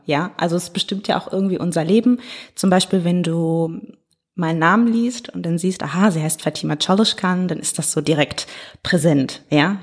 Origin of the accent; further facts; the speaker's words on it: Hagen, North Rhine-Westphalia, Germany; now in Duisburg, Germany; Ich bin aufgewachsen in Hagen und ah. genau bin dann da auch zur Schule gegangen